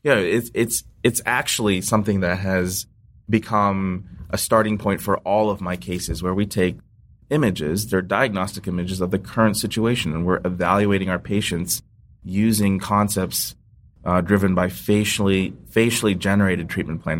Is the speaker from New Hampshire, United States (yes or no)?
no; Ohio, United States; I was born in Ohio, raised in Ohio